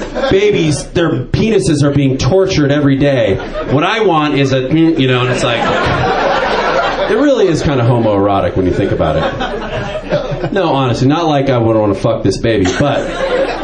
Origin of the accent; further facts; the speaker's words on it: Marin County, California, United States; I'm from Marin County.